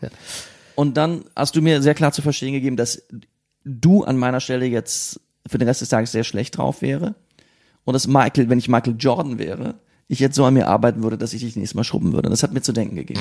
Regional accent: Siegen, North Rhine-Westphalia, Germany; now in Berlin, Germany; in meiner Kindheit in Siegen

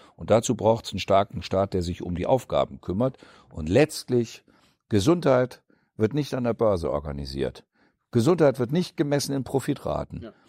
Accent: Osterholz-Scharmbeck, Lower Saxony, Germany; now in Thuringia, Germany; meine Kindheit in Ostdeutsch-Scharmbeck, ähm, da waren wir, die Kinder, die in Ostdeutsch-Scharmbeck geboren sind

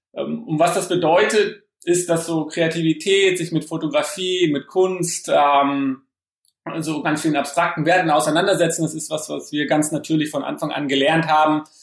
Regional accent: Frankfurt, Hesse, Germany; also born or lived in Oldenburg; Ich bin geboren in Oldenburg und ähm, meine Familie kommt aus Berlin, also eher so aus dem Norden. Und ähm, ja, bin aber dann in Frankfurt okay. Äh, später groß geworden

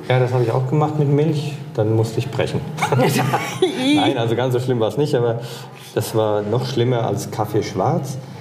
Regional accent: Hesse-speaking Lower Franconia, Bavaria, Germany; accent: Hessian; ich komme ja aus Hessen. Also eigentlich komme ich aus dem hessischsprachigen Unterfranken

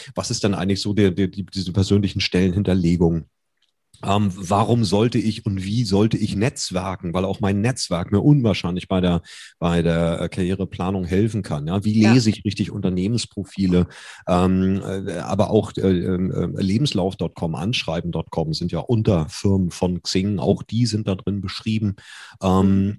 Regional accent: Germany; wir sind ja Deutsche

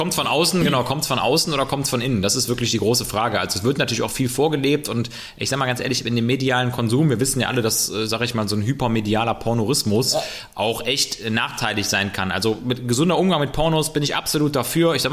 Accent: West Germany, Germany; Klar darf man Ossis sagen, ne? Ich bin ja auch

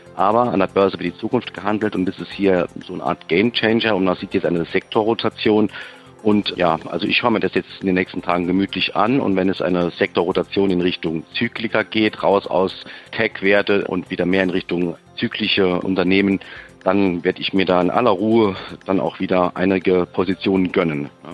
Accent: Saarbrücken, Saarland, Germany; Ich komme aus Saarbrücken und ich bin 45 Jahre alt.

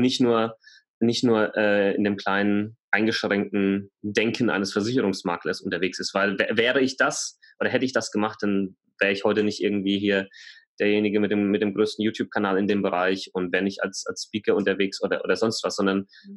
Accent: Germany; Bei uns in Deutschland

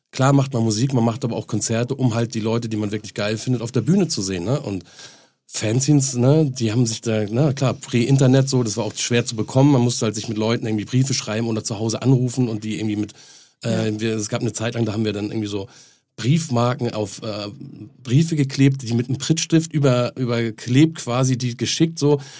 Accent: Northern Germany, Germany; ich komme aus dem Norden so

